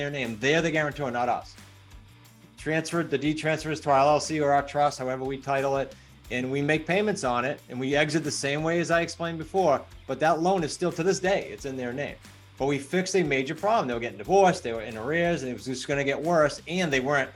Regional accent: New England, United States; I'm from New England, so I talk fast.

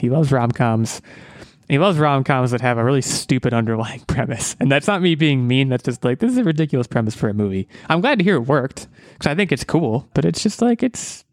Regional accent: United States; I'm an American.

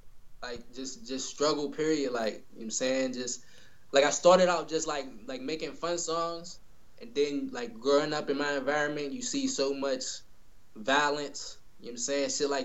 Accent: East Coast, United States; Even I'm from the East Coast, you know what I'm saying?

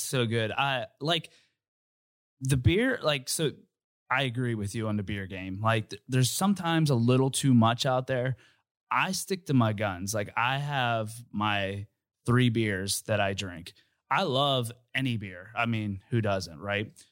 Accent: Uniontown, Pennsylvania, United States; moved away as an adult; I'm from Uniontown, Pennsylvania, and I moved here probably when I was, like, twenty-three

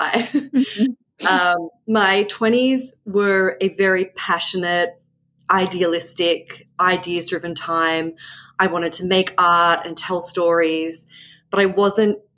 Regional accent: Australia; now in Brooklyn, United States; I'm a novelist, I'm Australian

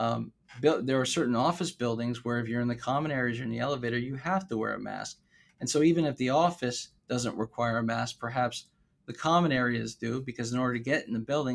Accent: South Florida, United States; I'm from South Florida

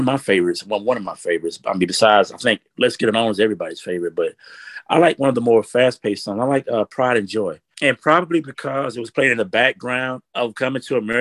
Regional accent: South Georgia, United States; me growing up in South Georgia.

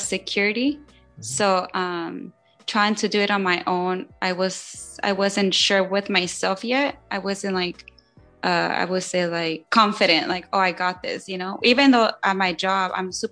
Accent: Long Beach, California, United States; I'm actually born and raised in Long Beach.

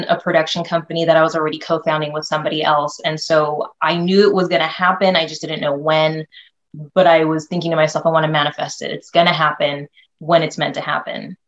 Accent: North Bay area, California, United States; also born or lived in Philippines; came to California when I was about maybe 3 or 4. So I've been a California girl ever since, always been in the North Bay area

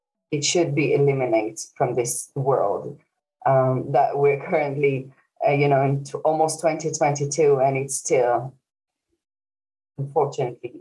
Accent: Israel; now in Dublin, Ireland; I live in Dublin currently, but originally I'm from Israel.

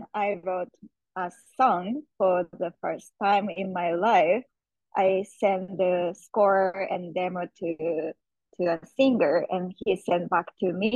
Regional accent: Japan; moved away; I'm born and raised in Japan

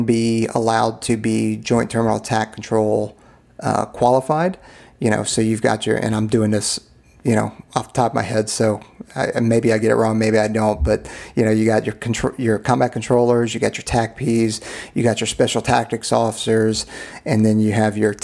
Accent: Southeast, United States; I grew up in the Southeast.

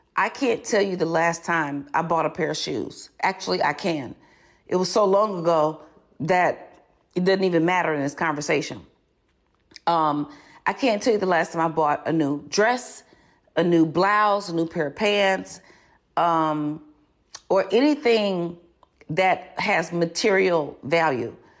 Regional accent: Chicago, Illinois, United States; I was born and raised in Chicago

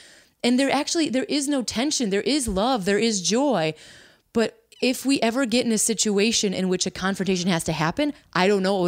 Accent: Midwest, United States; Maybe it is Midwestern. Like, and we're from the Midwest, right?

